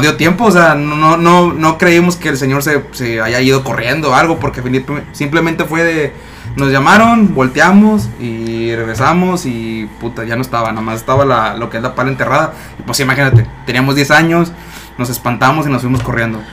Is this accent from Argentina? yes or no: no; Matamoros, Tamaulipas, Mexico; soy oriundo de Matamoros